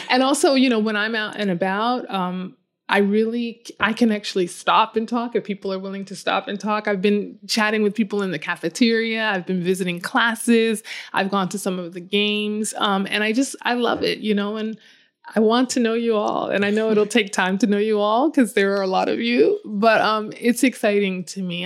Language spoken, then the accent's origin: English; Chicago, Illinois, United States; I grew up in Chicago, so inland, although we have a very large and beautiful lake.